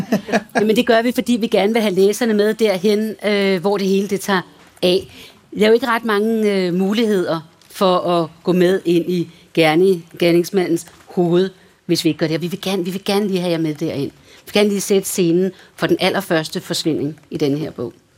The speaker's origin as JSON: {"language": "Danish", "town": "Valsø", "region": "Zealand", "country": "Denmark", "tie": "born or raised there", "moved": "yes", "said": "i Valsø, hvor jeg voksede op"}